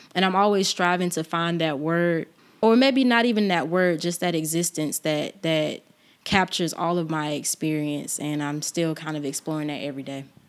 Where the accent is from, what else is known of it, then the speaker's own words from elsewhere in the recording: Albany, Georgia, United States; I am from Albany, born and raised